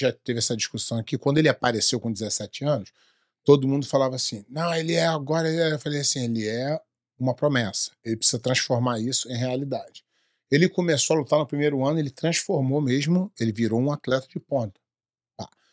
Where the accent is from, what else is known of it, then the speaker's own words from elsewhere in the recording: Brazil; sou brasileiro